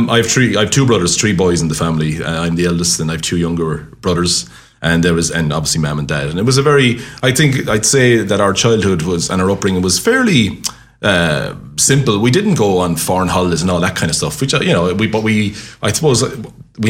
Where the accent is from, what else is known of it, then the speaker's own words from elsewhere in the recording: Limerick, Munster, Ireland; also born or lived in Dublin / Cork; I spent all my life on at Lunkard Street, really, growing up in the King's Island, which I loved.